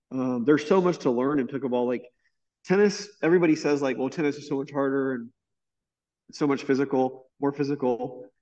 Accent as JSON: {"language": "English", "town": "Tampa", "region": "Florida", "country": "United States", "tie": "born or raised there", "also_born_or_lived": "Orlando", "said": "I grew up in Tampa"}